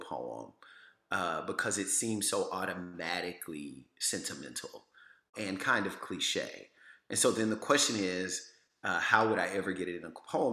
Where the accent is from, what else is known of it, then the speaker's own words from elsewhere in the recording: Louisiana, United States; I'm from Louisiana